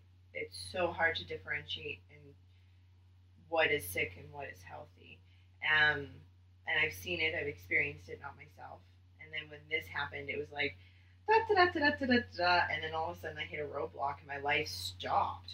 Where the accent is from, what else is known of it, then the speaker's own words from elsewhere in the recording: Winnipeg, Manitoba, Canada; also born or lived in South Africa; I am from Winnipeg, Manitoba, so smack dab in the middle of Canada